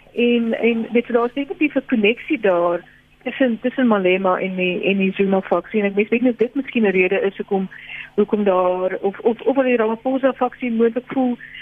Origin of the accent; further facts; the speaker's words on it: South Africa; ons as Suid-Afrikaners